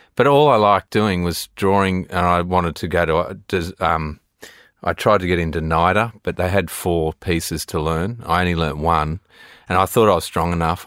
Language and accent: English; Sydney, New South Wales, Australia; growing up in Australia